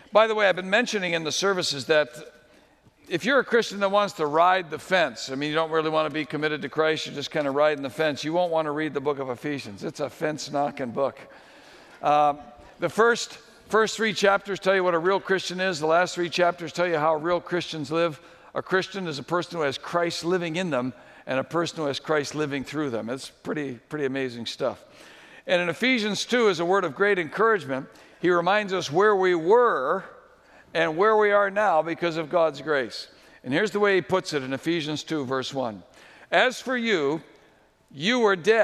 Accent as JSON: {"language": "English", "region": "New England", "country": "United States", "tie": "born or raised there", "said": "where I grew up in New England"}